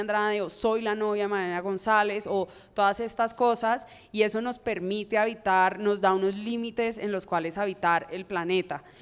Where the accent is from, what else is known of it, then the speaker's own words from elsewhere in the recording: Cali, Valle del Cauca, Colombia; como persona caleña que soy